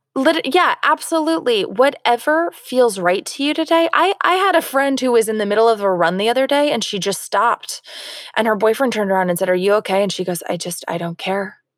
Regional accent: Florida, United States; now in California, United States; I'm from Florida

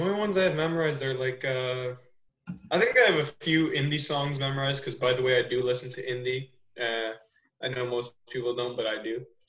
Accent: Newmarket, Ontario, Canada; accent: suburbs; I was born here, so I didn't really have like, like an accent accent

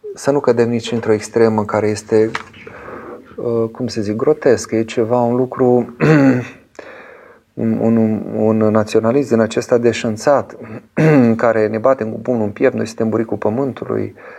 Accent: Romania; eu sunt român și prin aceasta sunt european

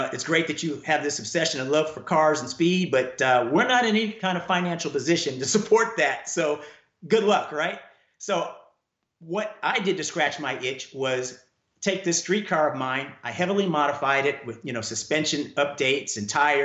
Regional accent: Oakland, California, United States; moved away as an adult; now in Atlanta, United States; I grew up in the Oakland Hills of Northern California

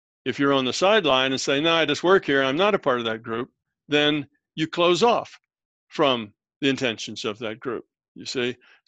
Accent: United States; born there; yeah, I was born here, but you know, I don't really feel like I belong here. I just born here and I'm an American by birth, but I don't really relate to it a whole lot.

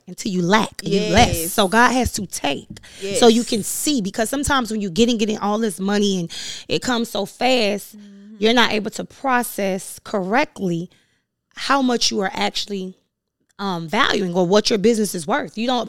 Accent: Overtown, Florida, United States; I'm from Overtown. Let's be clear. The historically Overtown that has been gentrified.

